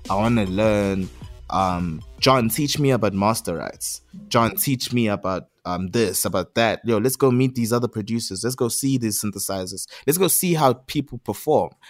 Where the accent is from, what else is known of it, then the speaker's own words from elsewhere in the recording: South Africa; it's just like a pressure to like rep myself because I am from South Africa. I am Zulu. I am a, a skateboarder in the township.